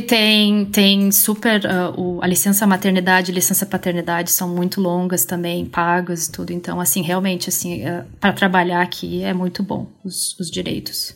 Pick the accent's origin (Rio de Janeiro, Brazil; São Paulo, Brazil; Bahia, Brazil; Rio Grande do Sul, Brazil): Rio Grande do Sul, Brazil; moved away as an adult; now in Helsinki, Finland; eu venho do Rio Grande do Sul e eu estou já há alguns anos fora do Brasil